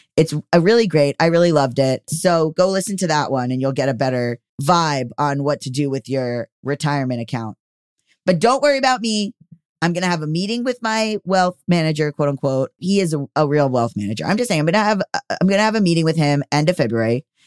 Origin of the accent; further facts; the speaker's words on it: Florida, United States; moved away; I come from Florida